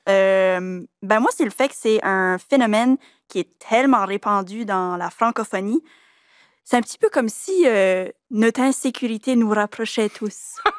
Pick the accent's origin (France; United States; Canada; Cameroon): Canada; Acadians of south-east New Brunswick